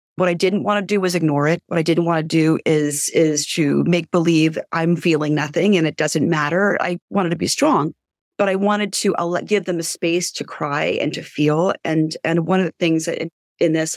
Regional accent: New York City, New York, United States; now in Highlands, United States; I'm originally from Brooklyn

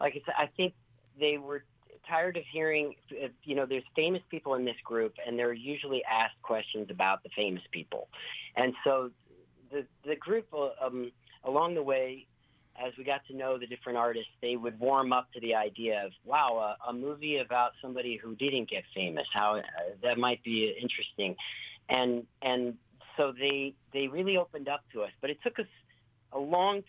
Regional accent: Raytown, Missouri, United States; moved away as an adult; also born or lived in Overland Park, Kansas; now in New York, United States; I'm from Raytown, Missouri, up until I was 10. And then I moved to Overland Park, Kansas, and graduated from Shawnee Mission West High School

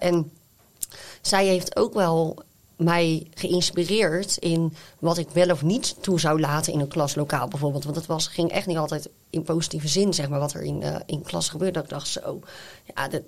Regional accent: Zevenhuizen, South Holland, Netherlands; Ik kom zelf dan uit Zevenhuizen

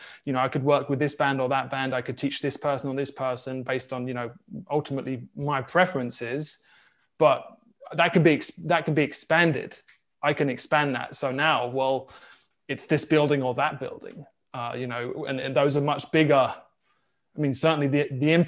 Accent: South Coast of England, United Kingdom; moved away as an adult; now in Kansas City, United States; we're based now in Kansas City, but for me, I grew up in England on the South Coast

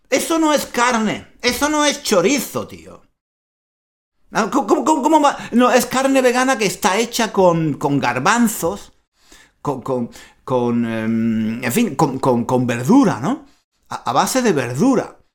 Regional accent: Spain; soy, muy español, muy latino, eh, tengo la sangre muy caliente

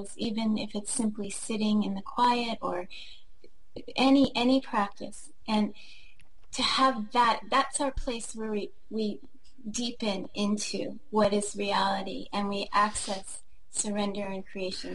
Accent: Washington, District of Columbia, United States; moved away; also born or lived in Hawaii; I grew up in Washington, D.C.

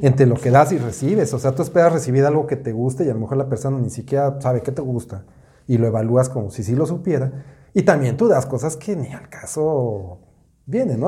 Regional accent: Mexico City, Mexico; yo soy de la Ciudad de México

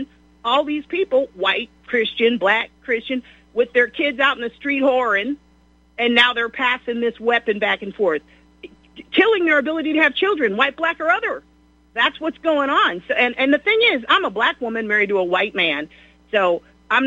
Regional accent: Beachwood, United States; I was raised in Beechwood

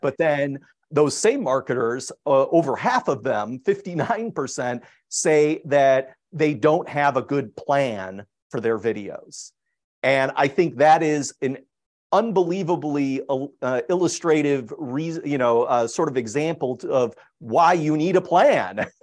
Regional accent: Chicago, Illinois, United States; moved away as an adult; I'm originally from Chicago

